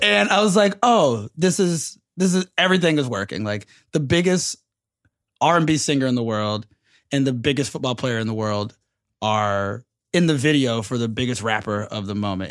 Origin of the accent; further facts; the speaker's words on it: Atlanta, Georgia, United States; everyone's still coming to my hometown